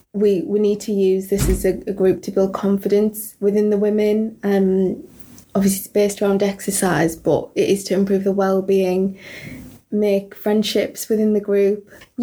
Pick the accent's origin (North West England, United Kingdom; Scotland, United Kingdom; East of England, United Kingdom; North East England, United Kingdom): North East England, United Kingdom; Middlesbrough; now in Darlington, United Kingdom; So I actually live in Darlington. I came from Middlesbrough, which is a very diverse town, and I've lived here for around 2.5 years now